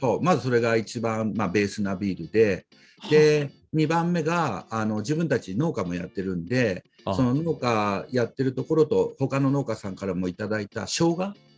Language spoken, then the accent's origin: Japanese; Yokosuka, Kanagawa, Japan; 生まれも育ちもずっと横須賀です。えー、神奈川県横須賀市です。